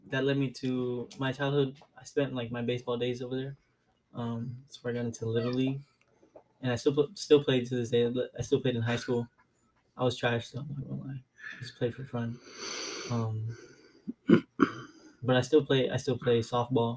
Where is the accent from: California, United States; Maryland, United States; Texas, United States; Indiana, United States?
California, United States; Downey; also born or lived in Pomona, California; we moved to Downey, and that's where I spent most of my childhood